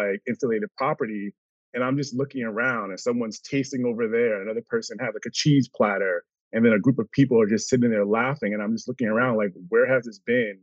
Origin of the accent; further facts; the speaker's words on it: Connecticut, United States; moved away as an adult; now in Northern California, United States; Born and raised in Connecticut. Now I am in Northern California, wine country, of course, for the last 8 years.